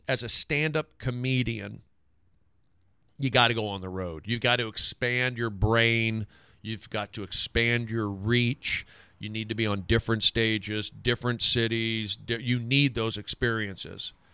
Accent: Los Angeles, California, United States; also born or lived in Seattle; I'm from Los Angeles. I grew up here

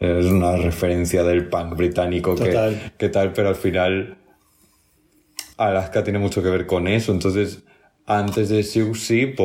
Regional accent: Andalusia, Spain; accent: Andalusian; O sea, yo, de hecho, fíjate que no tengo mucho acento andaluz.

